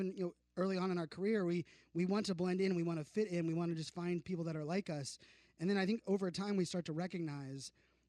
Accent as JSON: {"language": "English", "town": "Virginia Beach", "region": "Virginia", "country": "United States", "tie": "born or raised there", "said": "His mom has a beach house that was actually on the street that I grew up in Virginia Beach."}